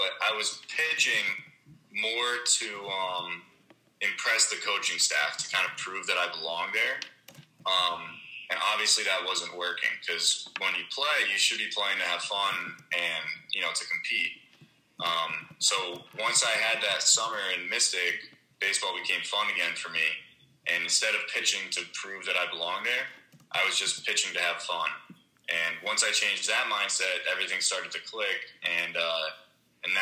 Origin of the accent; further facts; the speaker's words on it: New Jersey, United States; I'm from New Jersey